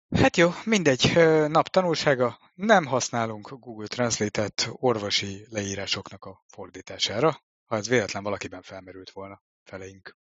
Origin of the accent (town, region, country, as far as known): Hungary